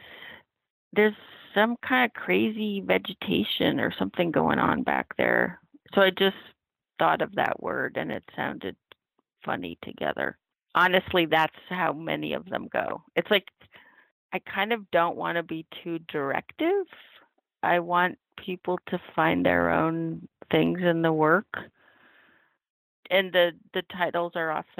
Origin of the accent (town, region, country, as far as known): Oregon and the Northwest and California, United States; born or raised there; moved away as an adult; now in New York, United States